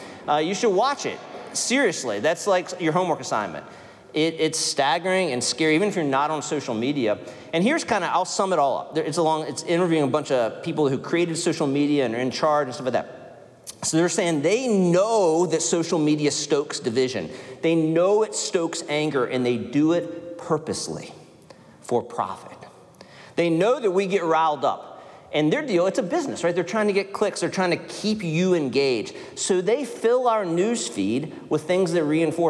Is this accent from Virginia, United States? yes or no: yes; Winchester, Virginia, United States; Winchester, Virginia, my hometown